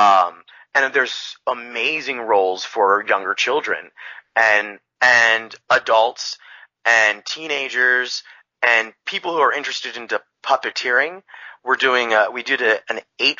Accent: Bay Area, California, United States; moved away as an adult; also born or lived in Hollister, California; now in Los Banos, United States; when I grew up in the Bay Area

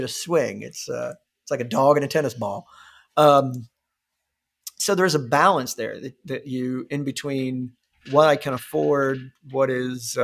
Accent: Ohio, United States; now in Alabama, United States; I'm originally from Ohio

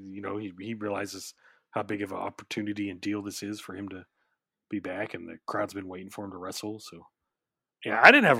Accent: Oklahoma City, Oklahoma, United States; I just tell people I'm from Oklahoma City, but I live like right outside Oklahoma City.

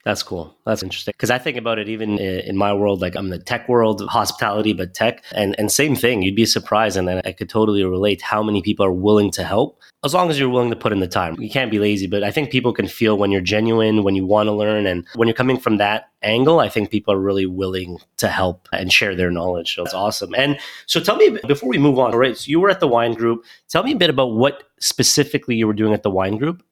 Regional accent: Montreal, Quebec, Canada; moved away; also born or lived in Toronto; originally I'm from Montreal.

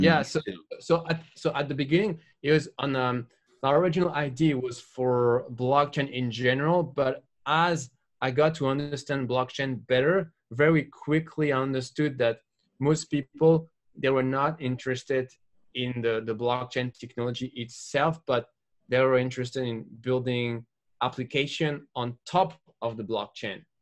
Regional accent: France; from France

